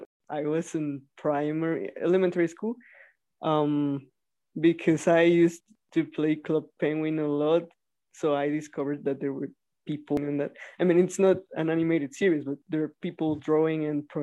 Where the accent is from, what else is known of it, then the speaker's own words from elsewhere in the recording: Mexico; I'm from Mexico